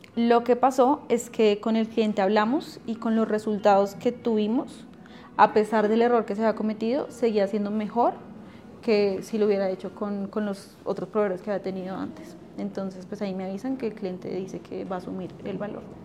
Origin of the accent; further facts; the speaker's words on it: Funza, Cundinamarca, Colombia; also born or lived in Bogotá; nací en Bogotá, pero viví en Funza como hasta los 20 Dos, 23 años.